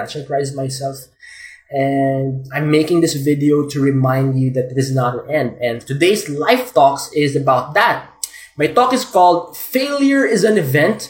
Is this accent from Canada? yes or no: no; Philippines; I'm a Filipino